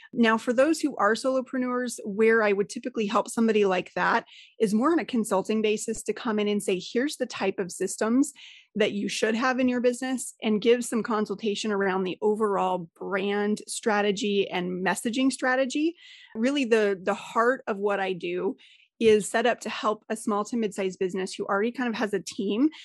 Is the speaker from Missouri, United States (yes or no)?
no; Colorado, United States; I'm originally from Colorado.